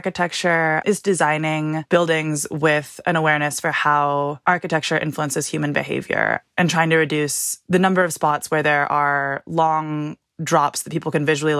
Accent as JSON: {"language": "English", "town": "San Francisco", "region": "California", "country": "United States", "tie": "born or raised there", "said": "I grew up in San Francisco"}